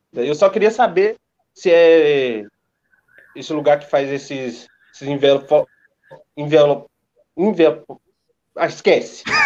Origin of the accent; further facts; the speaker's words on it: interior of Minas Gerais, Brazil; eu sou do interior de Minas. Eu não sou de São Paulo.